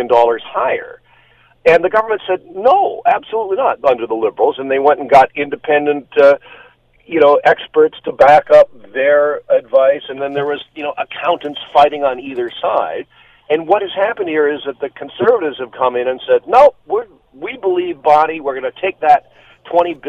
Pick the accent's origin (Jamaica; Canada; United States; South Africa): Canada; Burlington, Ontario; I grew up in Burlington